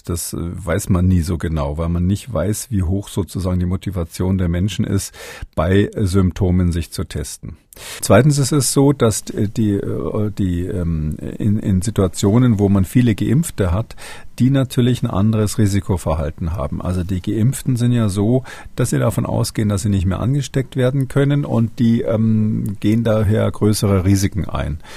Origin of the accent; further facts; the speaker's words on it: Swabia, Germany; Aber ich bin kein Sachse, ich bin Schwabe.